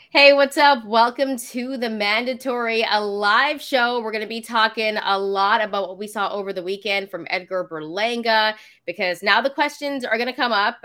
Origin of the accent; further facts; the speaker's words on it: Canada; my family's from Fiji, so they're Fijian. Um, but I am from Canada